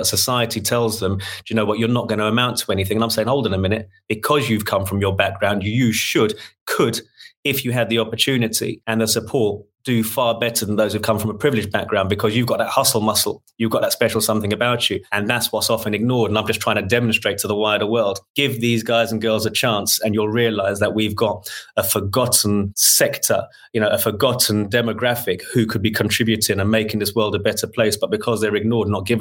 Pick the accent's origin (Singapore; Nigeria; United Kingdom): United Kingdom; London; born and bred in Shepherd's Bush